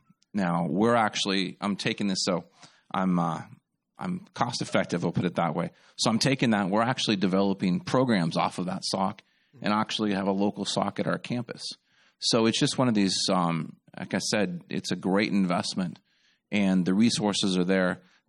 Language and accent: English; California, United States; now in Louisiana, United States; It's crazy. I'm actually from California originally. So Louisiana is not number one in anything except for I talk really fast.